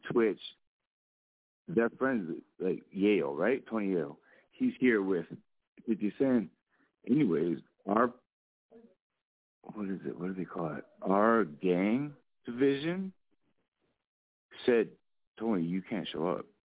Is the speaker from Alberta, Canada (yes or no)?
yes; Edmonton, Alberta, Canada; also born or lived in Calgary; I grew up in Edmonton, but it's a beautiful like way no one ever came really from Alberta, but it's like there's so much talent here, you know.